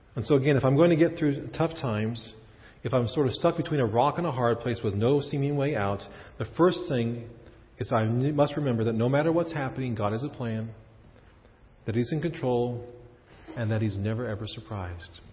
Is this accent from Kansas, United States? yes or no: yes; Kansas, United States; moved away as an adult; also born or lived in Chicago / Prince Albert, Saskatchewan; I was from Kansas